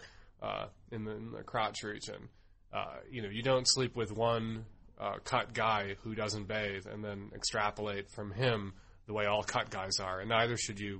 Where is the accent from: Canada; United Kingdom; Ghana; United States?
United States; I grew up in the United States